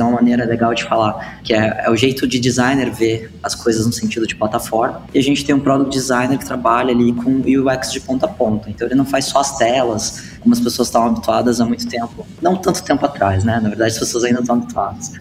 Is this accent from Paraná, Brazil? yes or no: yes; Curitiba, Paraná, Brazil; now in Blumenau, Brazil; sou curitibano, mas moro em Blumenau hoje.